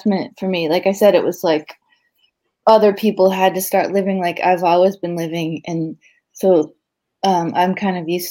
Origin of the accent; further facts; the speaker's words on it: South Shore, Massachusetts, United States; also born or lived in Maine / New York / Los Angeles; now in Cambridge, United States; I grew up on the South Shore. I was born in Maine.